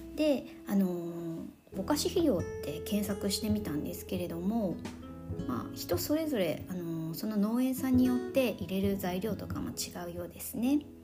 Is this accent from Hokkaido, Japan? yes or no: no; Nagasaki, Japan; 私あの、まあ、長崎出身なんですけれども